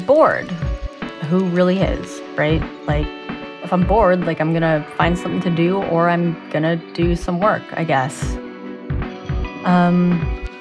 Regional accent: Canada; I'm a Canadian-born Asian with ADHD.

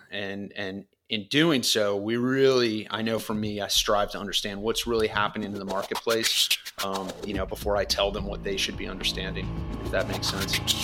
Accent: Florida, United States; moved away as an adult; also born or lived in California; I grew up in Florida as a kid

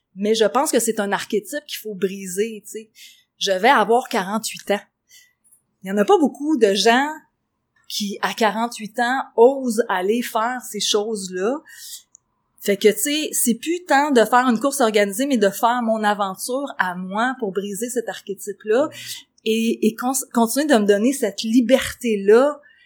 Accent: Quebec, Canada; on est des Québécois

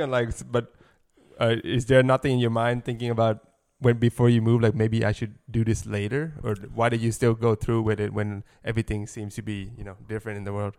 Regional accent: Thailand; moved away as an adult; now in Los Angeles, United States; I grew up in Thailand

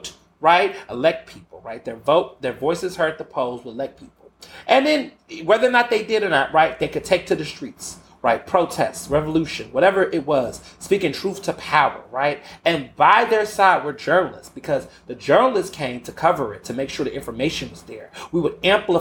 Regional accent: the South, United States; I grew up hearing that in the South.

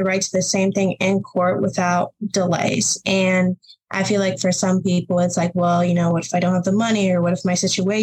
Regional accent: Lincoln, Illinois, United States; I was born and raised in Lincoln, Illinois

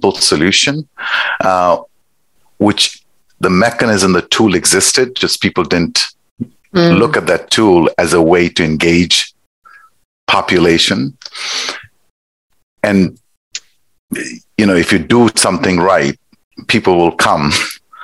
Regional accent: Nepal; moved away; I am originally from Nepal. It's a small country sandwiched between India and China. So I grew up there.

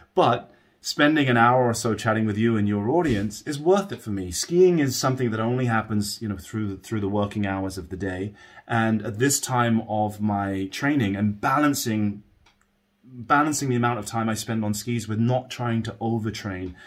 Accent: United Kingdom; I grew up just outside of London, England

